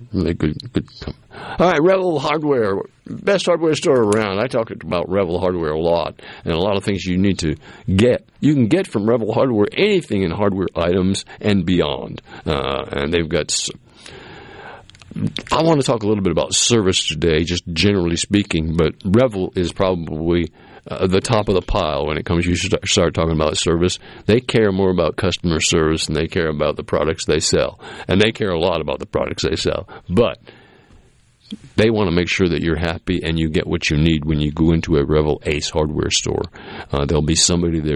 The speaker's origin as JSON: {"language": "English", "region": "Massachusetts", "country": "United States", "tie": "born or raised there", "moved": "yes", "said": "where I grew up in Massachusetts"}